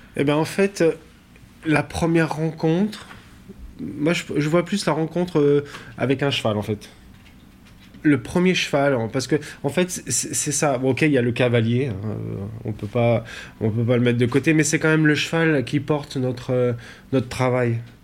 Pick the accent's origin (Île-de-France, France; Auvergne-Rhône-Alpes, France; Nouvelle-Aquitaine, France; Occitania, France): Auvergne-Rhône-Alpes, France; Montbrison; also born or lived in Chalain-le-Comtal / Belgium; Je suis né à Montbrison, dans la Loire